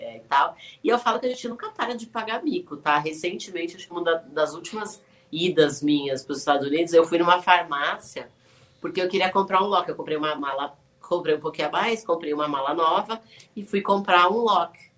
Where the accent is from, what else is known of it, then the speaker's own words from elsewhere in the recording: São Paulo, Brazil; I'm from São Paulo